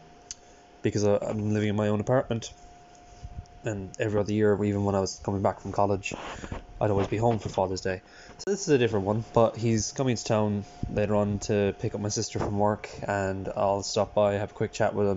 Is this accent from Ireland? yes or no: yes; Ireland; now in West Cork, Ireland; I'm Irish